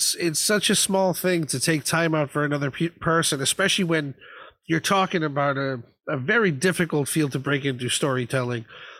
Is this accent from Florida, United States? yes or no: yes; Florida, United States; moved away as an adult; now in United Kingdom; I grew up in Florida